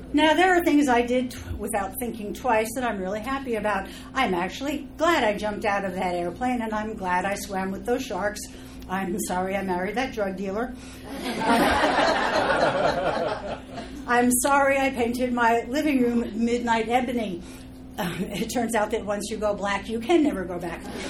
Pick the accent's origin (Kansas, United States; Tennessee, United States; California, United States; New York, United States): California, United States; Los Angeles; I am from Los Angeles